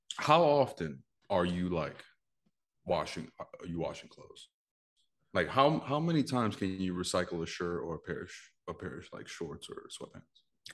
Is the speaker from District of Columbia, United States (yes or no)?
no; New York, United States; I'm from New York